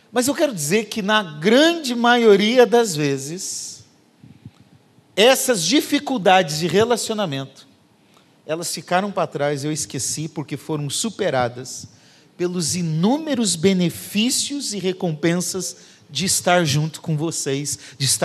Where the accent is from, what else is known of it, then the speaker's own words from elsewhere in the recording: Curitiba, Paraná, Brazil; Eu vindo lá falando porta, torto, que eu sou de Curitiba, né? Agora eu já nem sei como que eu falo, porque aqui todo mundo acha que eu falo como fala lá.